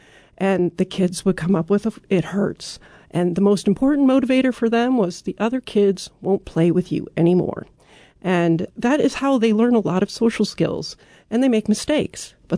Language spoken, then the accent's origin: English; United States; And for me, as an American, that was very refreshing, because here I get a lot of messages that, oh, if you put your kid in daycare, that's bad for them.